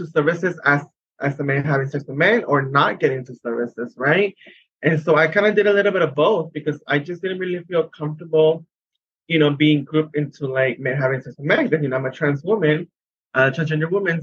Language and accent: English; San Diego, California, United States; I am from San Diego, California